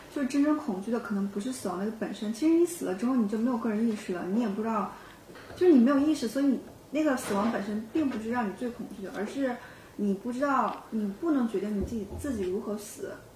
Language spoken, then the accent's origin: Chinese; China; 我们中国人